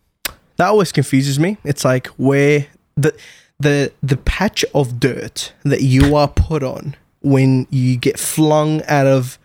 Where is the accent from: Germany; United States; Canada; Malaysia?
Malaysia; you spend the rest of your life saying, I'm Malaysian, I'm Chinese, I'm Iraqi, yeah, in my